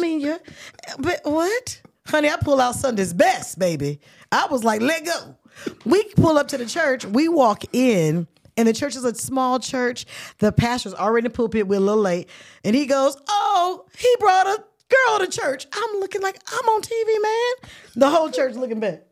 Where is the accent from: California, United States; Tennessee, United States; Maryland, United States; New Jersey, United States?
California, United States; Oakland; I'm from Oakland